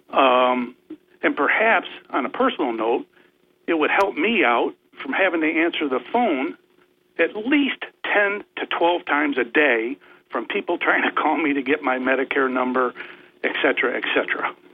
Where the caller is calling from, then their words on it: Vestal, New York, United States; Good morning, Bob. … from Vestal.